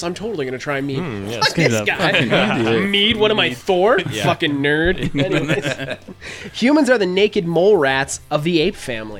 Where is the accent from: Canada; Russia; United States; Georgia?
Canada; I'm from Canada.